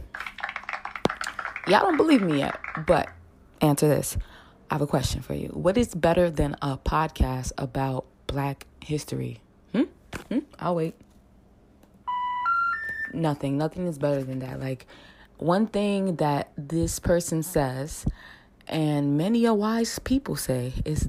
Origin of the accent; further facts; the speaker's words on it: New York City, New York, United States; I'm from the States, NYC